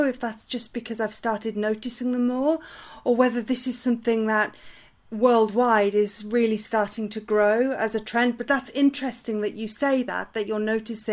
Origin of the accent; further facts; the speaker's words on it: United Kingdom; as a Brit